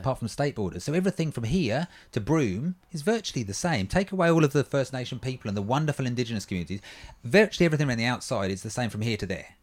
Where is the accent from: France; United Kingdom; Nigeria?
United Kingdom; England; now in Australia; as an Englishman